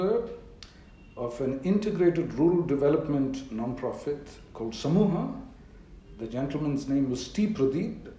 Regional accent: Bangalore, Karnataka, India; So I come from Bangalore. That is perhaps the most accurate way of describing me. I've spent all my 45 years living out of one city in the south of India.

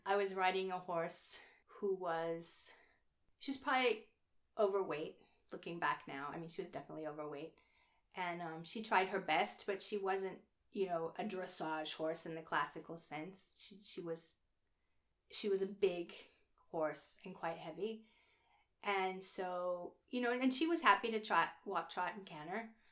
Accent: Oklahoma, United States; moved away; I'm from Oklahoma

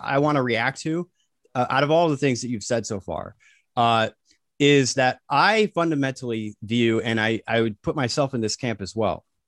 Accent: United States; we were raised in the United States.

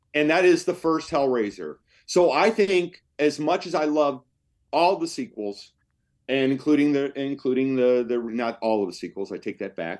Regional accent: Cleveland, Ohio, United States; also born or lived in Los Angeles; came back to make a documentary film back in my hometown of Cleveland

